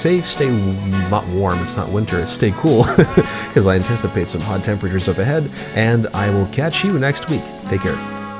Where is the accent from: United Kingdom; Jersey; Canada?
Canada; Mississauga, Ontario; Currently with this particular episode being done from my hometown in Mississauga